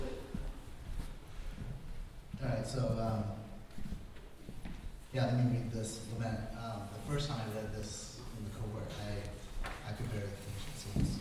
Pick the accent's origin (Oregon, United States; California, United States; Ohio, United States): Oregon, United States; Medford; Both my parents are Vietnamese refugees from Vietnam, and I was born in Medford, Oregon